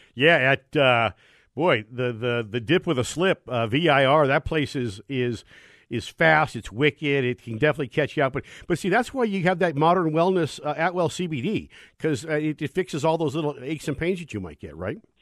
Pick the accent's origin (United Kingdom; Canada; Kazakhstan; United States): United States; Bay Area, California; as a kid growing up in the Bay Area